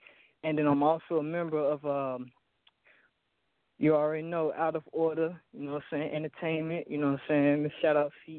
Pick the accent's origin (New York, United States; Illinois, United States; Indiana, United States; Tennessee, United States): Illinois, United States; Chicago; now in Killeen, United States; I'm from Chicago. I'm residing in Killeen, Texas right now